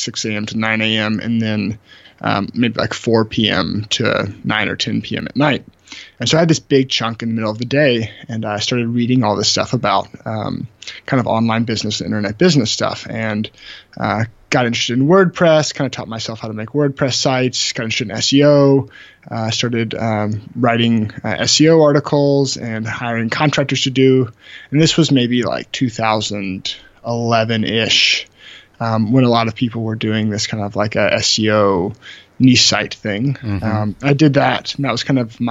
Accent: Memphis, Tennessee, United States; moved away as an adult; also born or lived in Birmingham, Alabama; I'm originally from Memphis, Tennessee

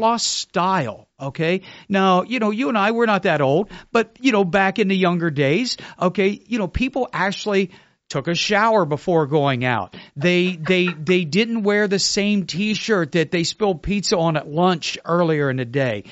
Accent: Ohio, United States; now in Melbourne, United States; I was born in Ohio.

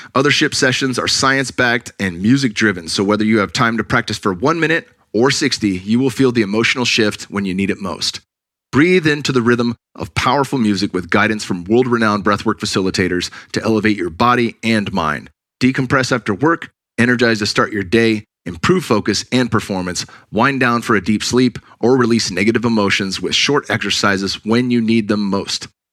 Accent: Cupertino, California, United States; I grew up in the Bay Area, Silicon Valley kid. Went to Monta Vista High School in Cupertino

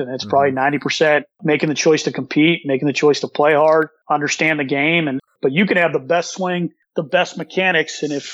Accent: Sacramento, California, United States; moved away as an adult; now in Pennsylvania, United States; I grew up in Sacramento, California.

